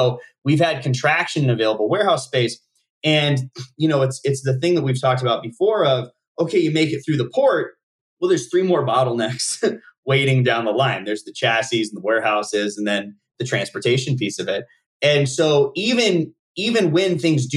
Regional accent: Nevada, United States; where I grew up in Nevada

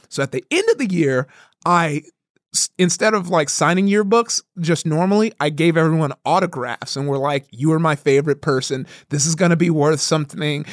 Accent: Compton, California, United States; also born or lived in Downey, California; I grew up in Compton

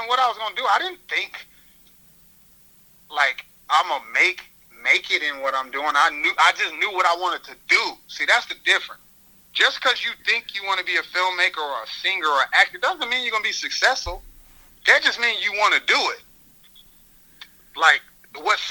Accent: Carbondale, Illinois, United States; moved away; I come from Carbondale, Illinois

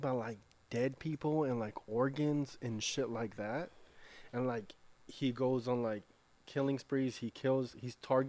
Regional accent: Inglewood, California, United States; now in Paramount, United States; I'm born and raised in Inglewood, and when I moved to Paramount, I thought we were rich, bro.

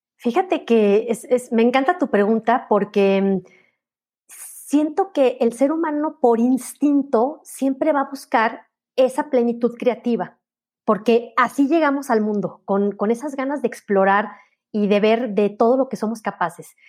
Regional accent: León, Guanajuato, Mexico; mi ciudad natal, en León

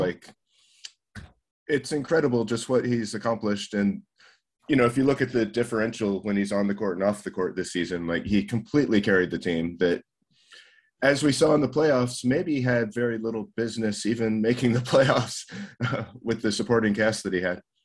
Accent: Colorado, United States; now in Japan; I'm living here in Japan, but that's my home state

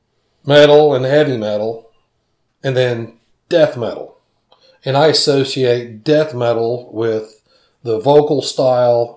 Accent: Edmond, Oklahoma, United States; growing up in Edmond, Oklahoma

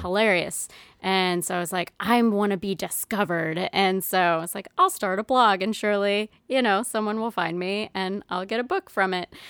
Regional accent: Roswell, New Mexico, United States; moved away as an adult; also born or lived in Las Cruces, New Mexico / New Hampshire; now in Providence, United States; growing up in Roswell, like, there's no P F Chang's

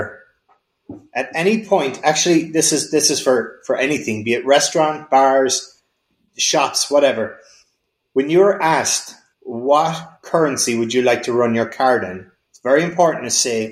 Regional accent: Kerry, Munster, Ireland; I'm from Kerry

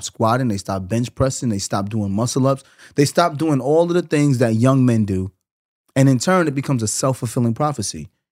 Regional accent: New York, United States; I'm from New York

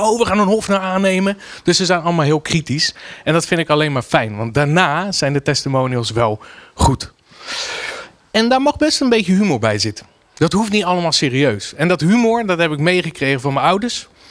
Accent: Rotterdam, South Holland, Netherlands; als Rotterdammer

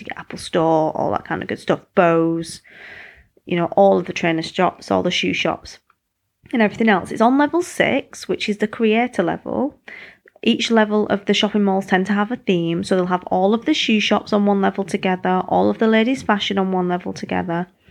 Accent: United Kingdom; moved away; I'm British

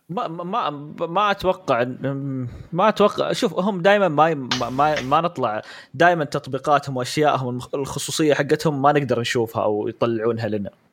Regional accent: Saudi Arabia; عندنا في السعوديه

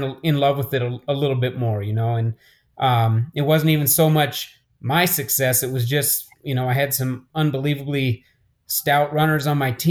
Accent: Albuquerque, New Mexico, United States; I grew up here in Albuquerque.

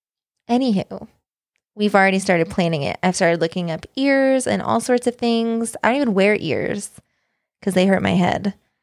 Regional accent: Kansas, United States; I did grow up in Kansas.

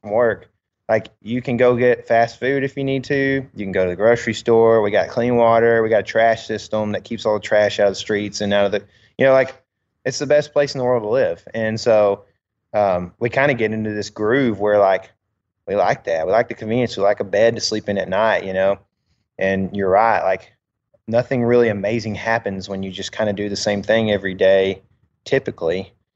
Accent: United States; as an American

